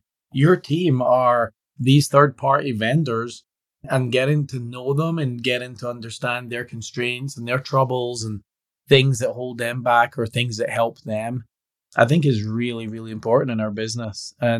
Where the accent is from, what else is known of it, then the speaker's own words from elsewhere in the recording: Scotland, United Kingdom; Yeah, being Scottish, I could subscribe to the beer test.